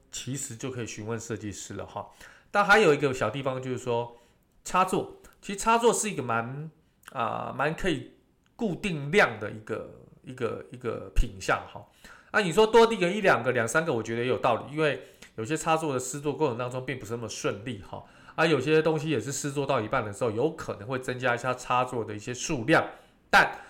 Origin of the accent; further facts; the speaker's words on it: Taiwan; 我们台湾人的一个习俗